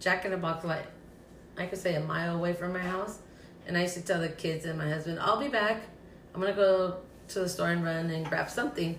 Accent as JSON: {"language": "English", "town": "Tijuana", "region": "Baja California", "country": "Mexico", "tie": "born or raised there", "also_born_or_lived": "Los Angeles, California", "moved": "yes", "lives_now": "Phoenix, United States"}